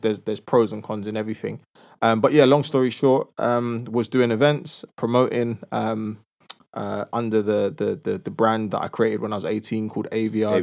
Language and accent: English; London, United Kingdom; I'm from a two-parent household in North London